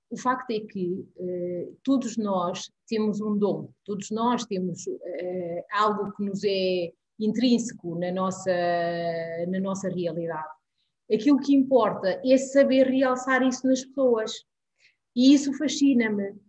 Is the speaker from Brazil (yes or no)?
no; Guinea-Bissau; now in Portugal; nasci na Guiné-Bissau, vivo em Portugal